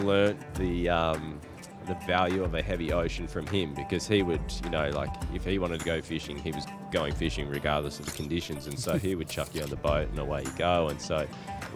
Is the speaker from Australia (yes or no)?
yes; southwest of Western Australia, Australia; accent: Australian; I grew up in a small country town in the southwest of Western Australia